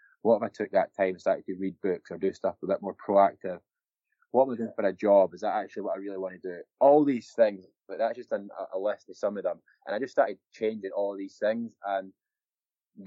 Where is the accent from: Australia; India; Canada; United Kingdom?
United Kingdom; Scotland; I was obviously drunk a lot growing up in Scotland.